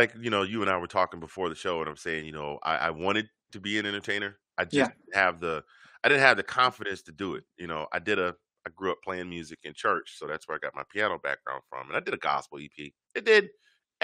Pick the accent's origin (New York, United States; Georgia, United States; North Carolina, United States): Georgia, United States; now in Virginia, United States; originally from Georgia